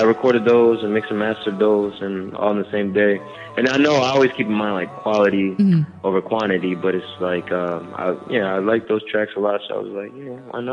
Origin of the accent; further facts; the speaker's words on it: Hagerstown, Maryland, United States; I'm from Hagerstown. Yes, Hagerstown, Maryland